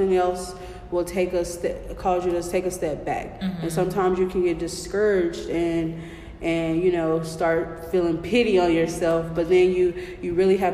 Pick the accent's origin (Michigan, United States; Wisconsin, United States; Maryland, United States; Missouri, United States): Missouri, United States; Kansas City; I'm born and raised in Kansas City